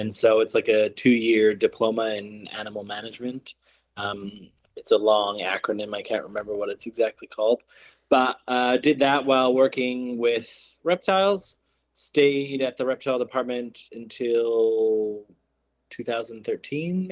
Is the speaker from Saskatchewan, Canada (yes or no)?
no; Alberta, Canada; moved away as an adult; also born or lived in United Kingdom / New Zealand; now in Greece; So from Alberta, moved to the UK in 2004, and then got British citizenship, then got a New Zealand visa, and now I'm a resident of Greece